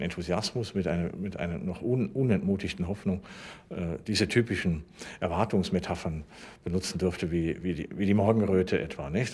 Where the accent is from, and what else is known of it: Germany